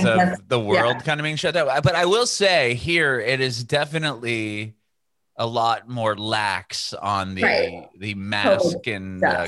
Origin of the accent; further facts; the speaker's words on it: San Diego, California, United States; moved away as an adult; also born or lived in San Francisco Bay Area; now in Nashville, United States; I was born and raised in Southern California, San Diego. Was in San Francisco for a bit, came back down, and now I'm actually in Nashville.